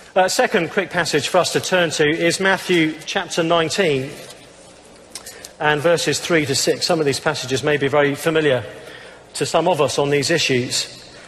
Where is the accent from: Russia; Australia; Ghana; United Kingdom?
United Kingdom; England; I'm, I'm English